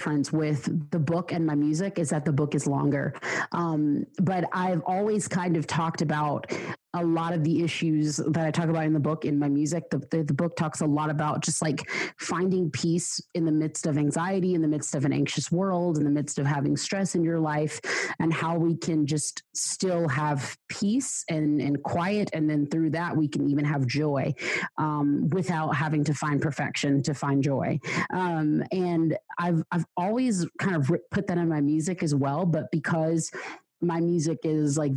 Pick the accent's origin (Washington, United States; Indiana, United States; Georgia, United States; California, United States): Georgia, United States; I was born and raised in the States. I grew up in Georgia, southeast of USA, United States